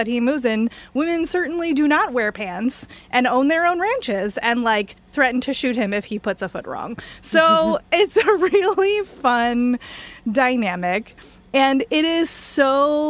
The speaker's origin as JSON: {"language": "English", "region": "East Coast", "country": "United States", "said": "I'm from the East Coast"}